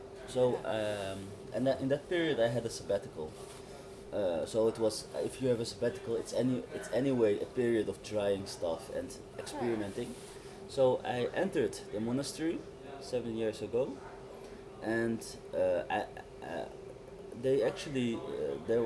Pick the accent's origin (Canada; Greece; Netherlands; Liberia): Netherlands; Amsterdam, North Holland; I always said the Koninklijke Buurt in Amsterdam